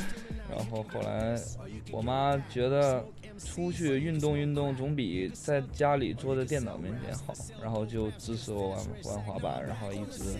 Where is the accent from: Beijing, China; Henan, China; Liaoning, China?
Liaoning, China; Shenyang; now in Shanghai, China; 呃五六年前开始玩滑板的，小学六年级，玩滑板六年了，然后来自辽宁沈阳。